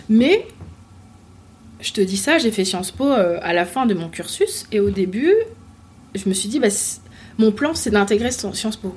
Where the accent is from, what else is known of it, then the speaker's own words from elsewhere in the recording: Paris, Île-de-France, France; also born or lived in Martinique; je suis née à Paris, j'ai grandi en, à Paris, enfin région, région parisienne